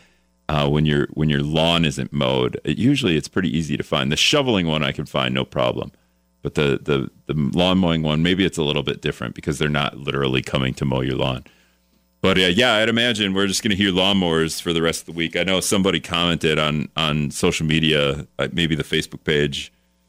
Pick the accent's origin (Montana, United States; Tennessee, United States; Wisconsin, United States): Wisconsin, United States; Greenville; now in La Crosse, United States; I'm an Appleton native, but really I'm from Greenville